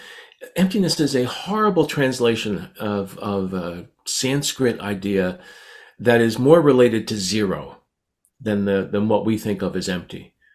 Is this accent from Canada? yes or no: yes; Canada; I'm so Canadian, I now say Z.